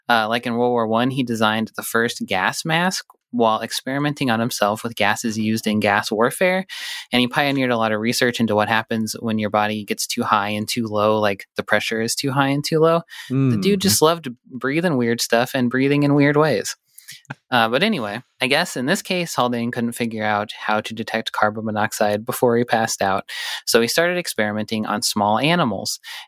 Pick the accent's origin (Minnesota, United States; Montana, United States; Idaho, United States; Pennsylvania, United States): Montana, United States; Butte; I knew they used them because I'm from Butte, where a lot of mining happened.